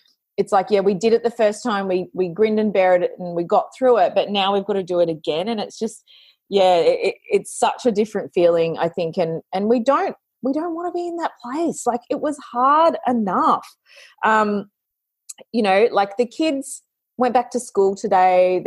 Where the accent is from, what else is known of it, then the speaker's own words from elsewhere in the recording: Australia; I'm an Australian, I've got that hard yakka mindset